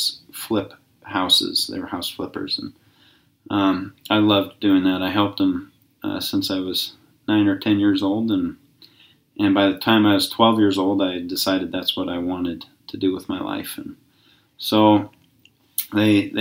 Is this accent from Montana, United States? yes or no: yes; Kalispell, Montana, United States; I was born in Kalispell, Montana